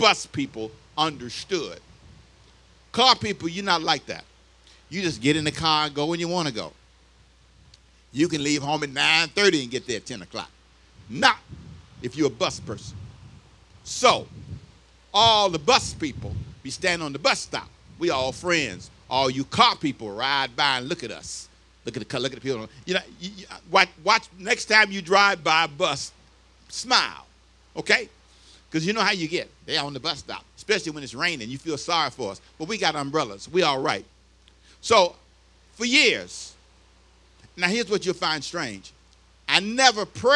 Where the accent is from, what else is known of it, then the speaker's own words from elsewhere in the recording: Los Angeles, California, United States; I was here for 2 years in high school, but I grew up in L.A. I was born here but raised in Los Angeles